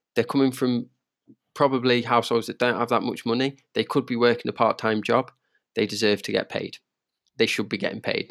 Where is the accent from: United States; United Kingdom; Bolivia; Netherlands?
United Kingdom; Derby, East Midlands; I'm from Derby